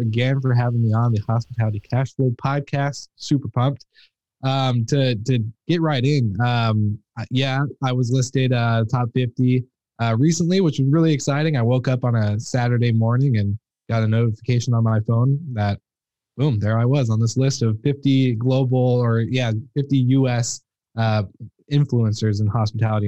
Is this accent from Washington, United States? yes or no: yes; Washington, United States; in my hometown, like, I'm in the middle of, uh, Seattle and the, the Canadian border, so pretty, like, a small town that no one's really heard